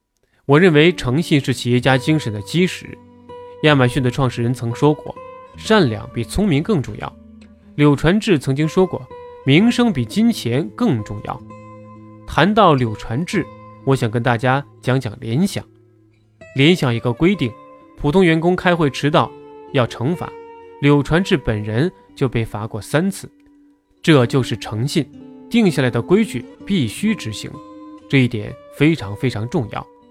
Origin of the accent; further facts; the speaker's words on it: China; moved away; 我在海外生活二十年，早晨起来坐地铁去学校上课，上了地铁没人说话，都在看书。我们中国人走到哪里都在看手机，看花边新闻。